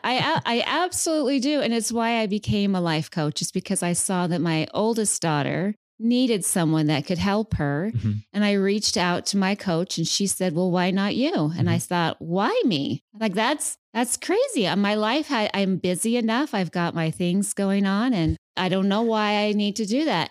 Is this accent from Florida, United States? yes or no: no; West Valley City, Utah, United States; moved away as an adult; now in Phoenix, United States; I am originally from Salt Lake, so I was born and raised in West Valley